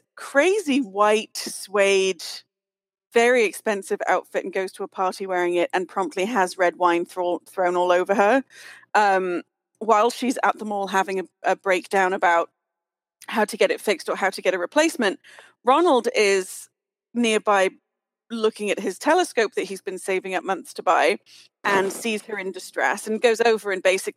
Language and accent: English; United Kingdom; as a British kid